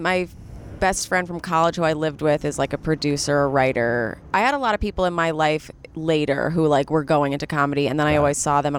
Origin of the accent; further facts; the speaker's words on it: New York City, New York, United States; I grew up in New York City, Upper East Side Jew, private school, born and raised.